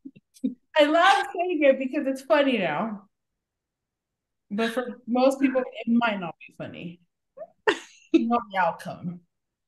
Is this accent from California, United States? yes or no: yes; East Los Angeles, California, United States; I feel like we're from East LA technically. Like technically.